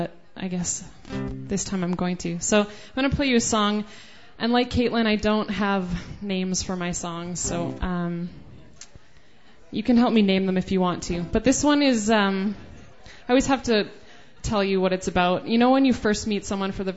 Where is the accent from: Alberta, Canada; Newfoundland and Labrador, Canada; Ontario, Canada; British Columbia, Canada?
Alberta, Canada; Lethbridge; now in Edmonton, Canada